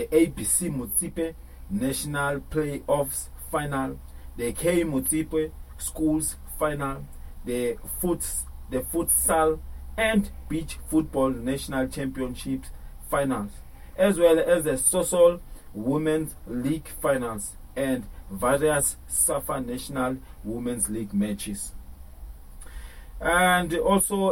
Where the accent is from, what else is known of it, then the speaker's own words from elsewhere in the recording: South Africa; me as a South African